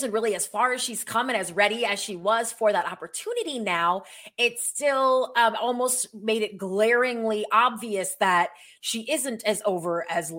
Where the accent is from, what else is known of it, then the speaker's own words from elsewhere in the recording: Minnesota, United States; I'm from Minnesota